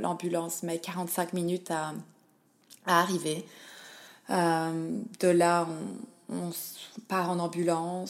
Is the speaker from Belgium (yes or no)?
yes; Liège, Wallonia, Belgium; now in Melbourne, Australia; je suis belge de Liège et je vis en Australie, à Melbourne